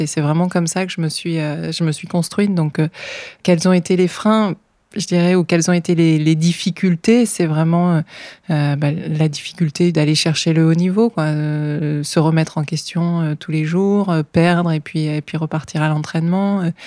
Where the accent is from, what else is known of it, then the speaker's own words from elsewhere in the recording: north of France, France; Alors moi, je viens du nord de la France